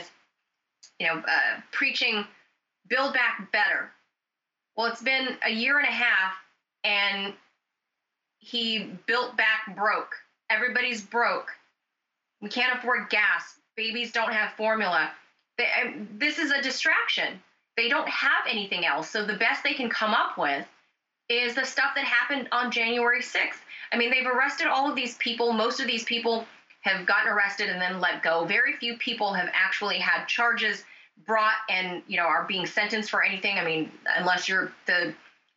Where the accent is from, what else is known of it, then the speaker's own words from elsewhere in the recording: Los Angeles, California, United States; I'm from Los Angeles